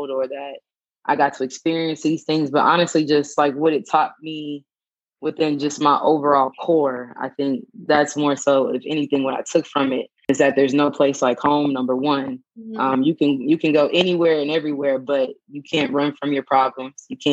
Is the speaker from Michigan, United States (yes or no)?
no; Dallas, Texas, United States; also born or lived in Austin, Texas; I'm from Dallas, born and raised, went to school in Austin at UT, graduated in 2015, moved back to Dallas, and currently reside here.